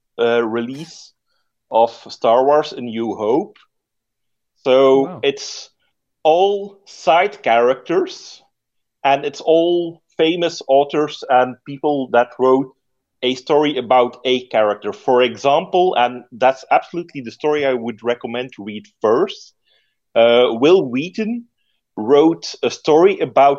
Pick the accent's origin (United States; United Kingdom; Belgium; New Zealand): Belgium; Dutch-speaking Belgium, Flanders; I'm from the Dutch-speaking part, but I live literally 5 meters away from the French-speaking part.